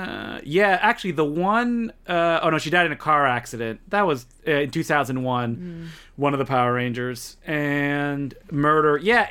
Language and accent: English; Australia; We're also Australian. We've been here too long.